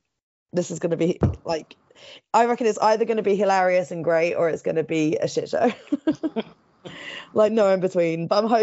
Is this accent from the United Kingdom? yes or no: yes; Bristol, South West England, United Kingdom; now in Weston-super-Mare, United Kingdom; I'm from Bristol, but I live about half an hour away from Bristol now. A little place called Weston-super-Mare. It's a seaside town.